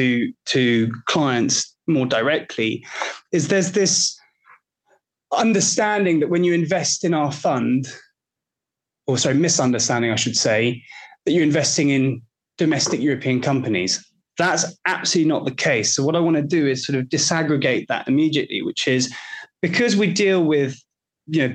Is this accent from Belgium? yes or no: yes; Belgium; I'm from Belgium